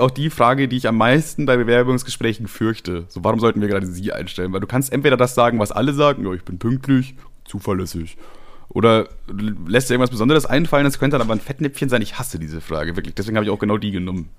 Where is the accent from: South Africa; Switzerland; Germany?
Germany; Ammertal, Bavaria; ich bin in Ammertal aufgewachsen, einem kleinen Dorf in ähm, Bayern